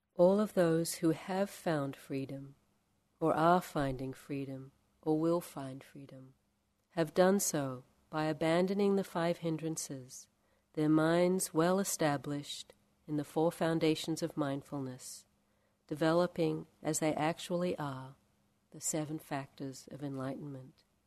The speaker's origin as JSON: {"language": "English", "country": "Australia", "also_born_or_lived": "India", "moved": "yes", "lives_now": "California, United States", "said": "I'm from Australia, and we have very different birds there"}